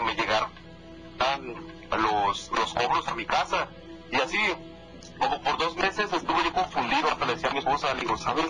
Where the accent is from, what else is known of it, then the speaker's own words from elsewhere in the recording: Mexico; moved away as an adult; Desde que yo salí de México hace tal vez 16 años que me vine para acá